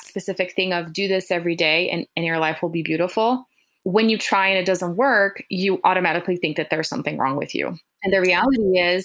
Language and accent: English; Brazil; I'm from Brazil, so that has been my background